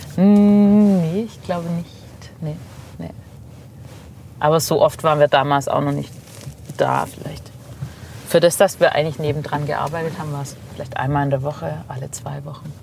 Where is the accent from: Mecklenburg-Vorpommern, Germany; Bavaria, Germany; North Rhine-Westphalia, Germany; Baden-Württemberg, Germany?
Baden-Württemberg, Germany; Neckarsulm; accent: Swabian; now in Heilbronn, Germany; Bin aufgewachsen in Obereisesheim, Neckarsulm eigentlich und lebe aber seit 15, 16, 17 Jahren schon in Heilbronn.